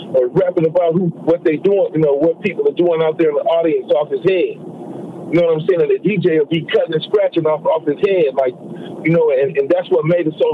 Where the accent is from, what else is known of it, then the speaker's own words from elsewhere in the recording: Oakland, California, United States; also born or lived in Texas / Houston; I was born in Texas, and you know, I was in East Oakland, you know, by the time I was 1 year old